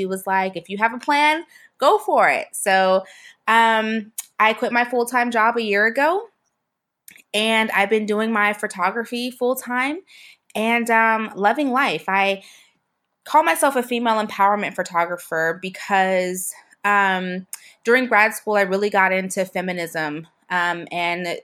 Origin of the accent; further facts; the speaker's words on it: Seattle, Washington, United States; moved away as an adult; also born or lived in Pensacola, Florida; I was born in Seattle